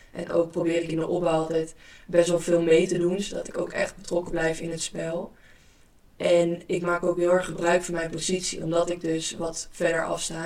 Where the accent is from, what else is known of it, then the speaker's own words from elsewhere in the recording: Amsterdam area, North Holland, Netherlands; also born or lived in Belgium; in de regio waar ik vandaan kom, Amsterdam en omstreken, dan zijn we nogal direct